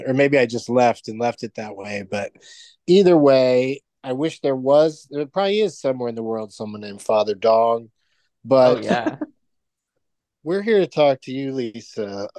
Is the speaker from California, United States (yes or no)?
yes; San Diego, California, United States; I grew up in San Diego